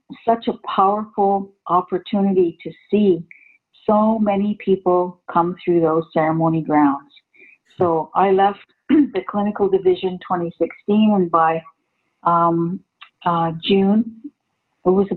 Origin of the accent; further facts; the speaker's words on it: Six Nations of the Grand River, Ontario, Canada; I'm from Six Nations.